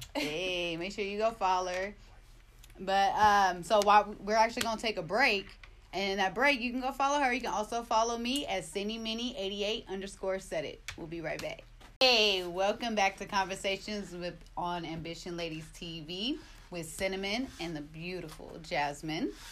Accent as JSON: {"language": "English", "town": "Oakland", "region": "California", "country": "United States", "tie": "born or raised there", "said": "I grew up in Oakland"}